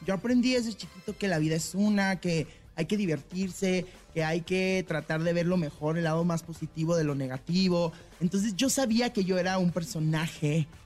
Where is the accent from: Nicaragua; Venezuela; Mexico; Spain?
Mexico; Tijuana, Baja California; yo regreso a mi ciudad, yo soy de Tijuana, Baja California, arriba